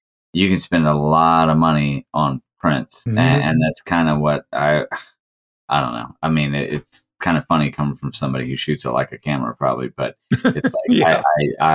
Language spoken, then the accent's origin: English; South Boston, Virginia, United States; also born or lived in Fredericksburg, Virginia; I grew up in South Austin, Virginia